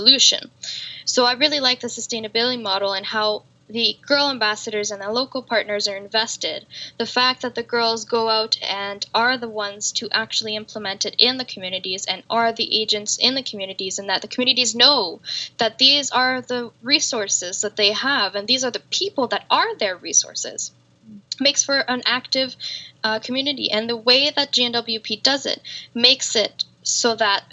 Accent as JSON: {"language": "English", "country": "Canada", "said": "I'm a Canadian woman"}